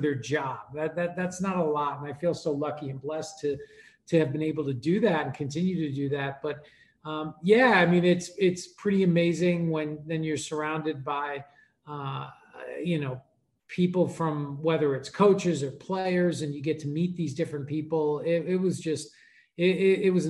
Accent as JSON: {"language": "English", "region": "New York", "country": "United States", "tie": "born or raised there", "said": "I grew up in New York"}